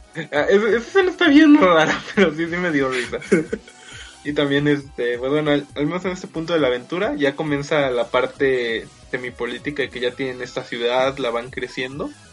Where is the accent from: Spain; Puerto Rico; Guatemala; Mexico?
Mexico; todos los integrantes de este podcast, salvo Shaka, somos mexicanos